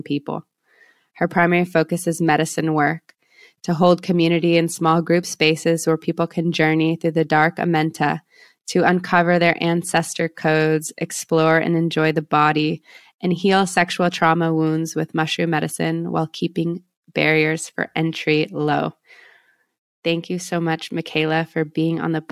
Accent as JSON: {"language": "English", "town": "San Diego", "region": "California", "country": "United States", "tie": "born or raised there", "said": "my hometown of San Diego, California"}